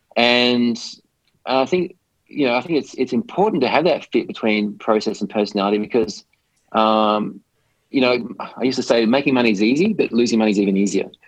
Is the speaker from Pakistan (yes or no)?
no; Australia; moved away as an adult; also born or lived in London / Hong Kong; I grew up in Australia